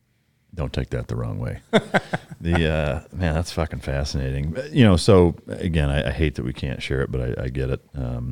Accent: Iowa, United States; I'm from Northern Iowa, 45 minutes from Minnesota.

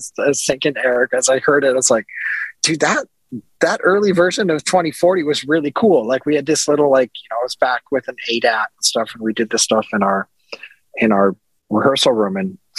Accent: Grand Forks, North Dakota, United States; moved away as an adult; also born or lived in Minneapolis; I grew up in the Midwest. I grew up in a little town called Grand Forks in North Dakota

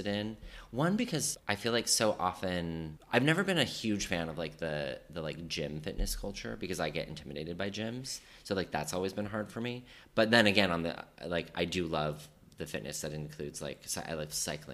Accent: Colorado, United States; now in New York, United States; I grew up in Colorado

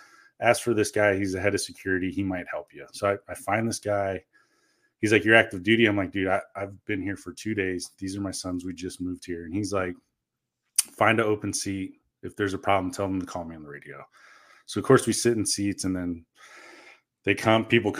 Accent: Florida, United States; first language Korean; English is a second language; moved away; growing up in Florida

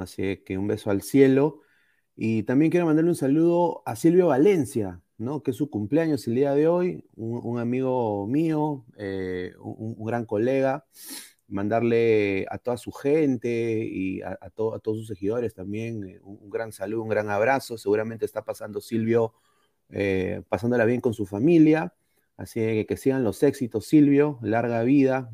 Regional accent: Peru; como aficionado al fútbol peruano, como peruano

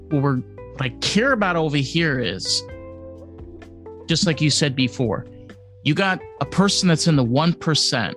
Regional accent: New York, United States; moved away; I'm a New Yorker

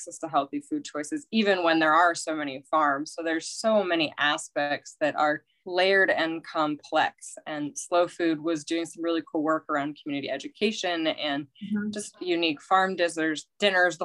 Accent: Carson City, Nevada, United States; moved away as an adult; now in San Diego, United States; I grew up in Carson City, which is a small town near Lake Tahoe

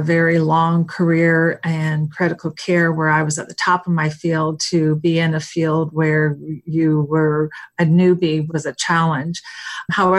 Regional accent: East Coast, United States; moved away as an adult; also born or lived in Seattle; I'm from the East Coast, and I was moving to the West Coast

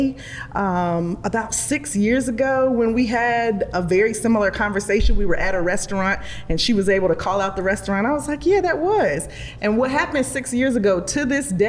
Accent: Charlotte, North Carolina, United States; also born or lived in Durham, North Carolina; I was raised in Charlotte. I was born actually in Durham

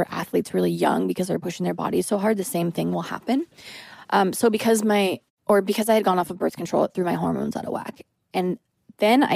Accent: United States; as a female and as an American

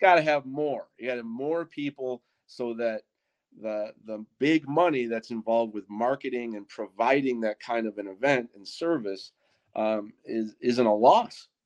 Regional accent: Wisconsin, United States; we're from Wisconsin

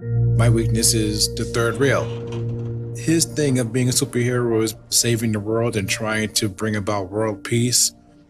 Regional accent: New York City, New York, United States; I was born in Brooklyn.

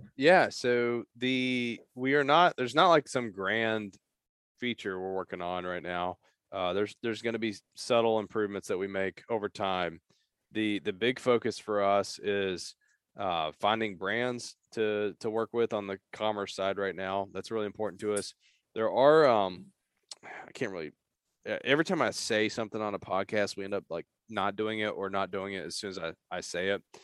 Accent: Eastern Kentucky, United States; moved away as an adult; also born or lived in Appalachia / Lexington, Kentucky; now in Louisville, United States; I grew up in Eastern Kentucky

